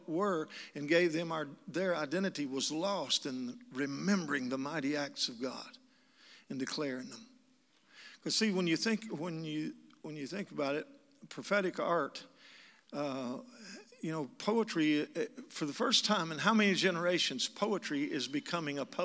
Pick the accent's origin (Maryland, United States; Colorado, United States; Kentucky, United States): Kentucky, United States; moved away; also born or lived in Asheville, North Carolina; I'm from Kentucky. That's where I got this accent